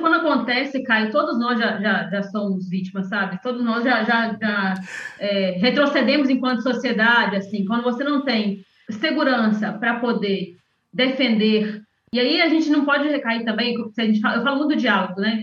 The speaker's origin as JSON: {"language": "Portuguese", "region": "interior of Minas Gerais", "country": "Brazil", "said": "sou de uma cidade do interior de Minas"}